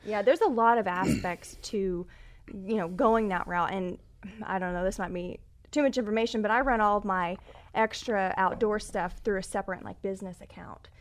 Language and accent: English; Texas, United States; I'm from Texas. My grandfather bought a ranch, oh, back after the war, and so I grew up taking my horse out there riding.